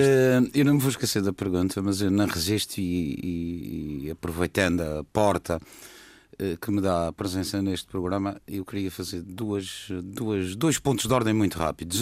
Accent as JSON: {"language": "Portuguese", "region": "Madeira", "country": "Portugal", "said": "como madeirense"}